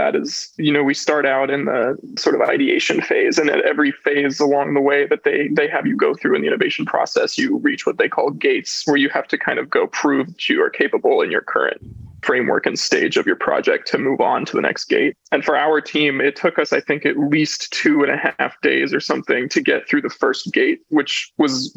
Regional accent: Alaska, United States; I'm obviously from the United States and Alaska

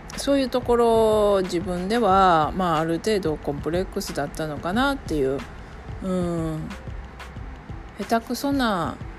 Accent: Japan; first language Japanese; 私は日本人

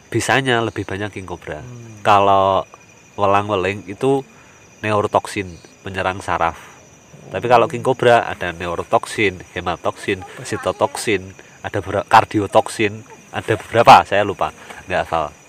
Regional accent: Nganjuk, East Java, Indonesia; Kebetulan juga saya aslinya Nganjuk.

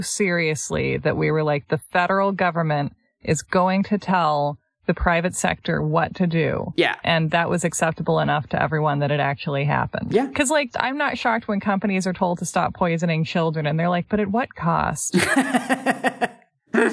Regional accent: United States; as Americans

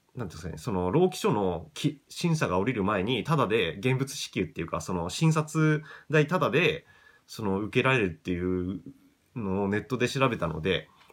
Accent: Japan; 地元が東京に近くていい立地ではあるんですけど

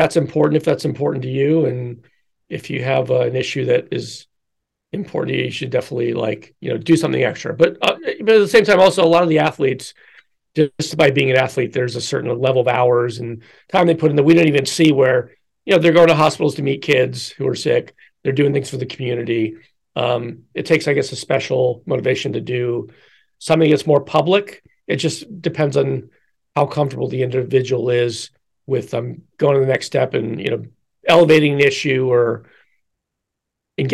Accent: Philadelphia, Pennsylvania, United States; my hometown team, the Phillies

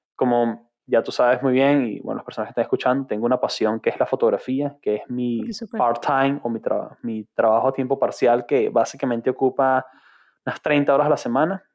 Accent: Caracas, Capital District, Venezuela; moved away as an adult; also born or lived in United Arab Emirates / Ireland; now in London, United Kingdom; la ciudad de Caracas soy bien, bien caraqueño

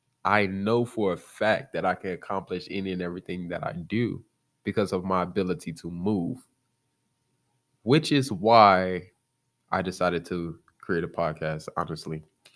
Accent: Chicago, Illinois, United States; I'm from Chicago, Illinois, the south side of Chicago. I don't sound like it.

